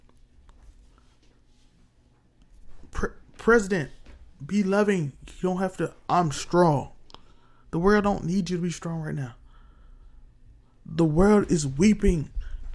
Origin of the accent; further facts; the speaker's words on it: United States; We're American.